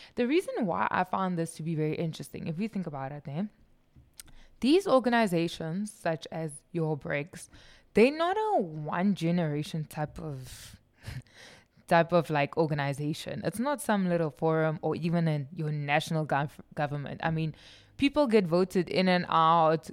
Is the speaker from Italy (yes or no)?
no; South Africa; I'm South African